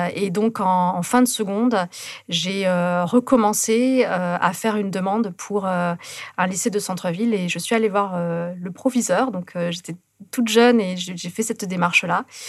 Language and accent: French; near Toulouse, Occitania, France; moved away; also born or lived in Carcassonne; je suis née à Carcassonne, et puis après, j'ai vécu à côté de Toulouse